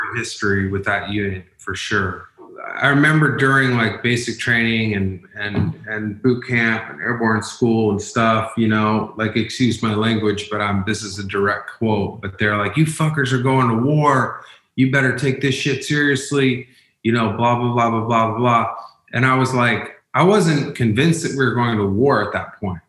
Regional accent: Umatilla Indian Reservation, Oregon, United States; I'm from the Umatilla Indian Reservation

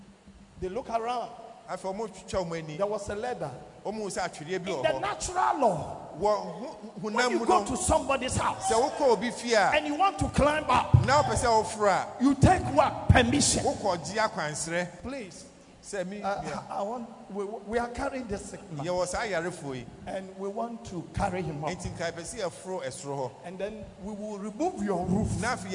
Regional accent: Nigeria; I came from Nigeria.

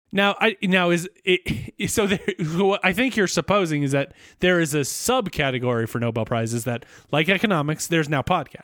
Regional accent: United States; as an American

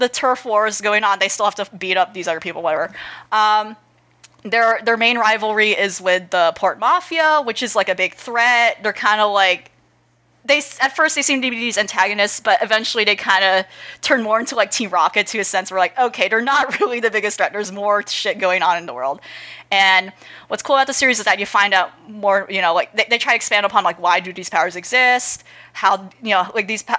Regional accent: United States; as an American

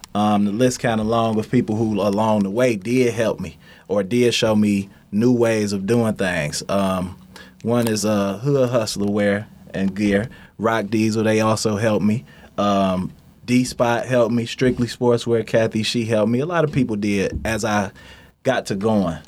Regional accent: Detroit, Michigan, United States; Straight outta Detroit, born and raised

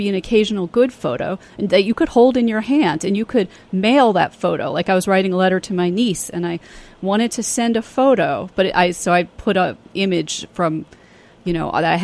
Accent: New York City, New York, United States; I grew up in New York City

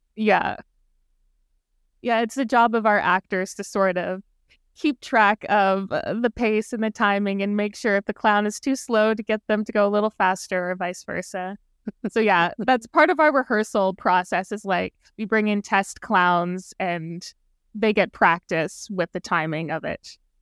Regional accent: Brampton, Ontario, Canada; I'm from the G T

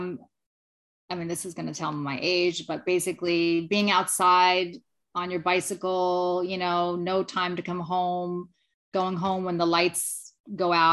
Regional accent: Lindenhurst, New York, United States; I grew up on Long Island, Lindenhurst, Long Island, New York

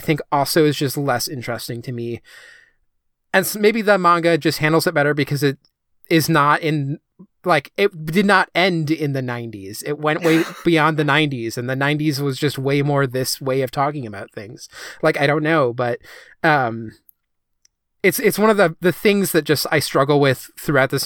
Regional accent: Midwest, United States; growing up in the Midwest

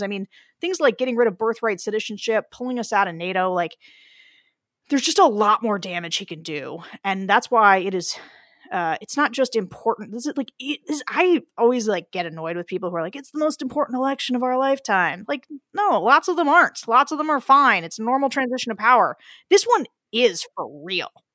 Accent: Pennsylvania, United States; I am from Pennsylvania

